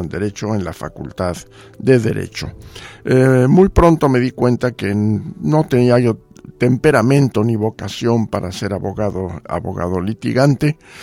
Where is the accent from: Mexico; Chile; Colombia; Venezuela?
Mexico; Mexico City; moved away as an adult; also born or lived in Geneva, Switzerland / Washington, United States / Poland / Jamaica; Yo nací en la Ciudad de México, mi familia